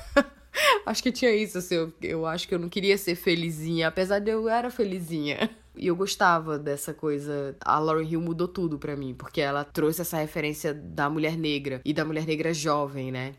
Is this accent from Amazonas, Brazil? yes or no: yes; Manaus, Amazonas, Brazil; Eu nasci em Manaus, capital do Amazonas, moro aqui, eventualmente saio para outras cidades, mas minha residência é na minha cidade natal, Manaus, Amazonas.